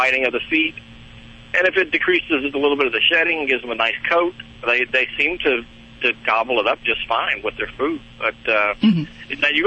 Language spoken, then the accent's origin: English; North Carolina, United States; we're from North Carolina